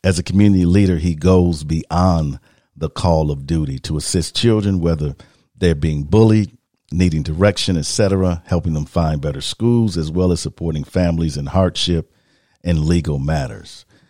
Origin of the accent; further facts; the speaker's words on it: Milwaukee, Wisconsin, United States; also born or lived in Kenosha, Wisconsin; I'm originally from Milwaukee, came back to teach at Great Lakes, got in Kenosha in 95. And I didn't leave Kenosha until 2008 is when I left.